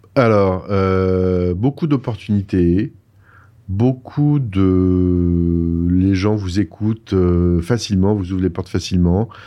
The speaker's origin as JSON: {"language": "French", "country": "France", "also_born_or_lived": "Paris", "moved": "as an adult", "lives_now": "Montreal, Canada", "said": "quand on a vraiment décidé de venir, euh, de quitter la France"}